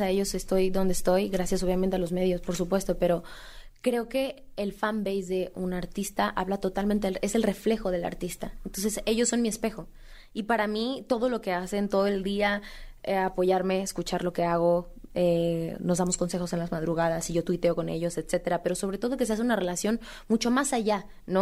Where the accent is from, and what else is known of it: Mexico